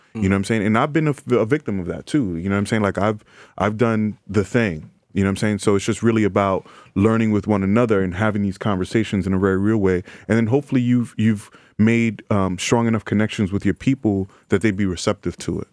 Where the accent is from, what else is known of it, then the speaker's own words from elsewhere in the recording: New York City, New York, United States; native New Yorker from the Bronx, um, in the Bronx now, and uh, you know, grew up oldest of five kids.